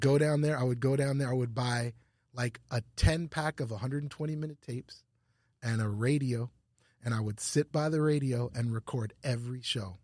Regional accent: Ottawa, Ontario, Canada; moved away as an adult; also born or lived in New York / Los Angeles / Louisiana; I grew up in, like, downtown Ottawa, and it was really multicultural

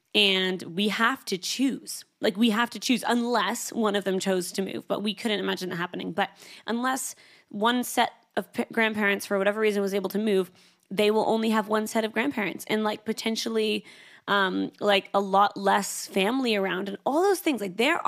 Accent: Canada; now in Sydney, Australia; I moved from Canada to Sydney, Australia.

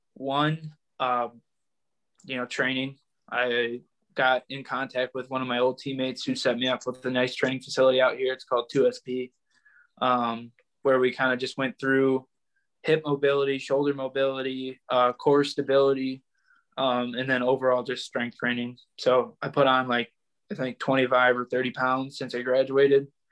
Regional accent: Northville, Michigan, United States; I grew up in Northville, Michigan. I mean, I'm still here

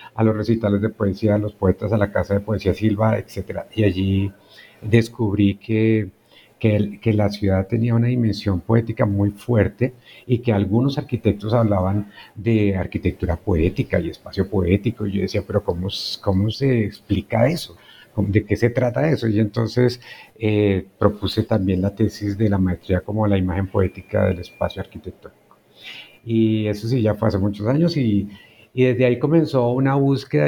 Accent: towns near Bogotá, Cundinamarca, Colombia; moved away as an adult; also born or lived in Guasca / Facatativá; no soy bogotano yo llegué a Bogotá para estudiar arquitectura. Entonces mi niñez y la juventud la pasé en otros pueblos cercanos, en Huasca, Cuetenamarca, en Facatativá

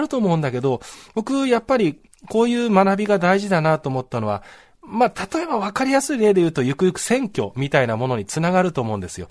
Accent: Saitama, Japan; 自分の出身の埼玉の学校

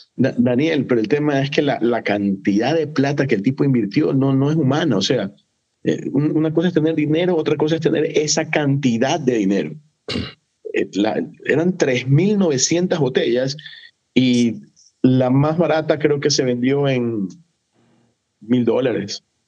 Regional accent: Ecuador; Aquí en Ecuador nosotros tenemos una fruta que no es muy popular en otras partes del mundo, pero aquí en Ecuador es súper popular

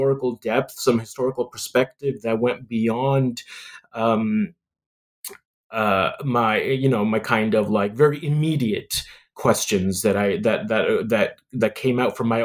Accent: Canada; growing up in Canada

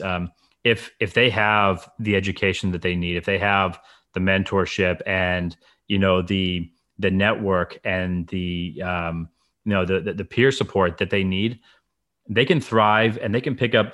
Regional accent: Fiji; moved away; I grew up in the Fiji Islands

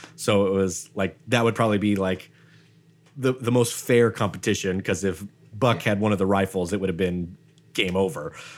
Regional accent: Idaho, United States; I'm from Idaho

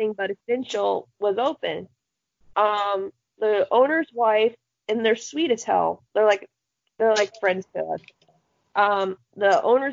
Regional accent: Florida, United States; I love my home state of orange juice

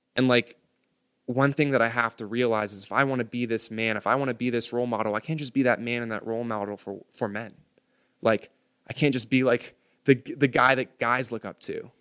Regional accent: United States; I was born on American soil

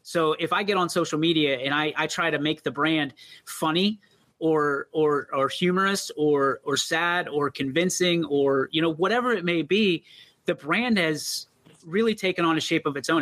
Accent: East Palestine, Ohio, United States; I'm actually an East Palestine kid. You know, born okay. and raised a Bulldog

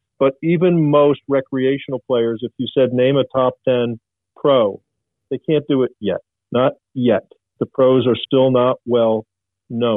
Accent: Long Island, New York, United States; I grew up on Long Island.

